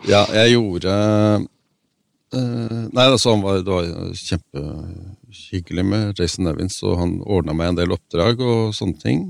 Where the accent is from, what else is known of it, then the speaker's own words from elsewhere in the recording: Oslo, Norway; also born or lived in Røa; now in Lillehammer, Norway; Jeg er født på Røa og vokst opp i Oslo, men jeg har bodd i Lillehammer siden, siden uh, slutten av 70-tallet